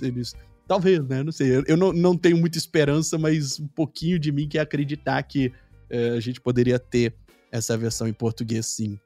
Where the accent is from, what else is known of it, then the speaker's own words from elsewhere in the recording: Brazil; como brasileiro